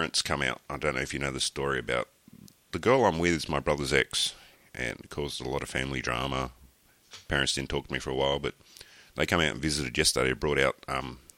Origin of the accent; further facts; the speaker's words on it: Australia; being an Australian, because we're all drunks down here